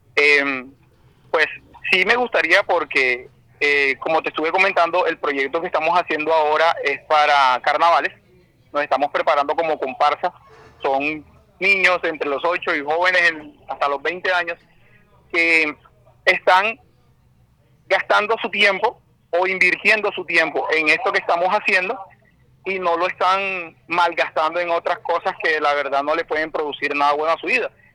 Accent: Barranquilla, Atlántico, Colombia; oriundo de Barranquilla toda la vida, nacido y con el favor de Dios, pues mis días terminarán también aquí en mi tierra

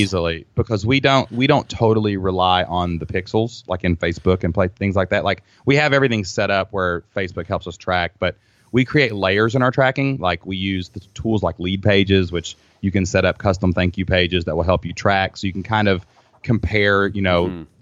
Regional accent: Kentucky, United States; I'm from Kentucky.

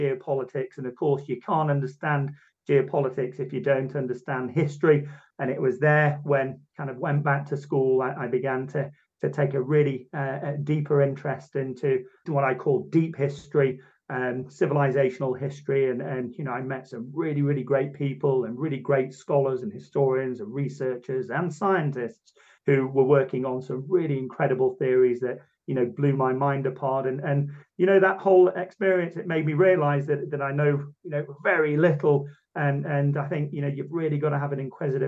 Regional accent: Manchester, North West England, United Kingdom; I'm from Southern Manchester in England, birthplace of the mighty Industrial Revolution. So went to a good grammar school

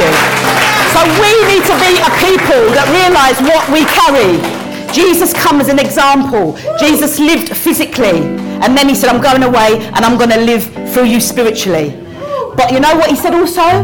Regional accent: London, United Kingdom; accent: Cockney; my accent, oh, it's a bit of a Cockney accent

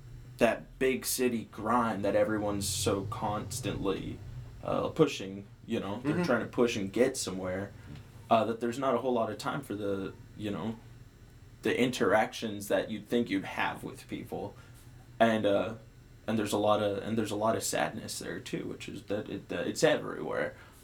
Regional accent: Guam; moved away as an adult; also born or lived in Los Angeles / Missouri; I born and raised on Guam. I was born there, raised there.

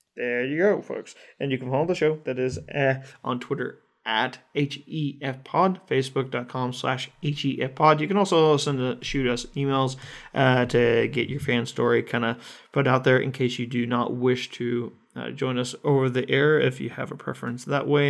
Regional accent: United States; As an American

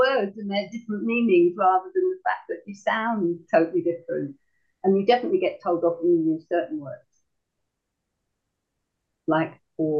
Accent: London, United Kingdom; accent: south; now in North West England, United Kingdom; I've been in the northwest for a long time, but I was born in London Estates area.

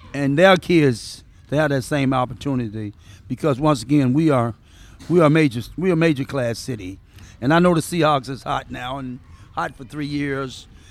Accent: the South, Mississippi, United States; now in Seattle, United States; I'm from the South

